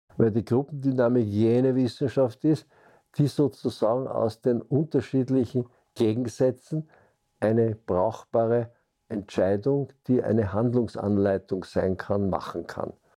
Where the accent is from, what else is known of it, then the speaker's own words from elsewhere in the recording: Vienna, Austria; Ich bin geboren 1937 in Wien, also noch zwischen den beiden Weltkriegen.